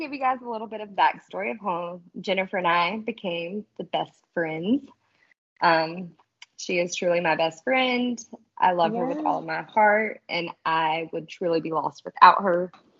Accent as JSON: {"language": "English", "region": "North Carolina", "country": "United States", "also_born_or_lived": "Georgia", "moved": "as an adult", "lives_now": "South Georgia, United States", "said": "I'm from North Carolina. About 3 years ago, we moved to Georgia."}